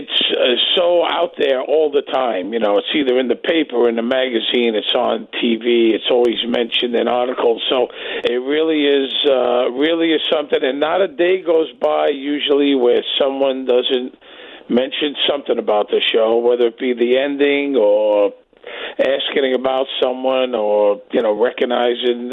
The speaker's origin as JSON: {"language": "English", "town": "Brooklyn", "region": "New York", "country": "United States", "also_born_or_lived": "Las Vegas", "moved": "as an adult", "said": "I moved to Vegas from Brooklyn. I'm from Brooklyn, New York"}